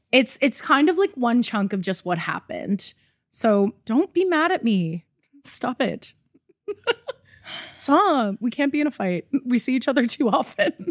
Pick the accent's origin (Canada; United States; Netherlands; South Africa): Canada; I'm Canadian.